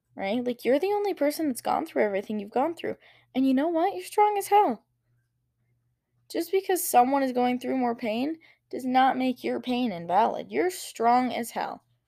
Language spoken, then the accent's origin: English; Wyoming, United States; growing up in Wyoming and, you know, seeing the mountains here and in Colorado